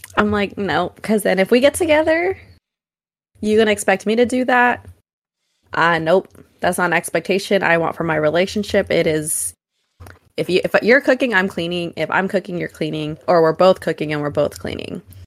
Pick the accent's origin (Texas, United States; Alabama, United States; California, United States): California, United States; Oakland; I'm from Oakland